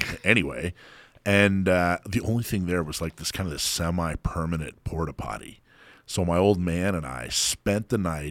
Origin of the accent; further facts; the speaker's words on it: Florida, United States; also born or lived in Hawaii; I remember I grew up in Florida and Hawaii.